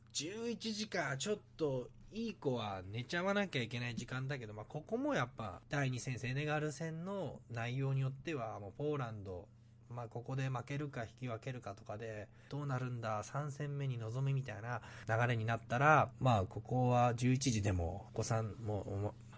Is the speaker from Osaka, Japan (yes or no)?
no; Miyagi, Japan; moved away as an adult; also born or lived in Tokyo, Japan; now in Vancouver, Canada; 地元は宮城県なんですけど、東京にも4、5年住んでて、今、軸をバンクーバーに持って行って